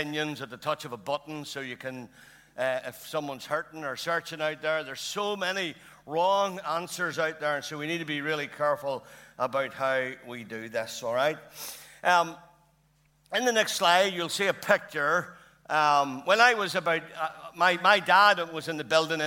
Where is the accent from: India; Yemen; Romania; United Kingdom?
United Kingdom; Lurgan, Northern Ireland; I'm born and bred in Lurgan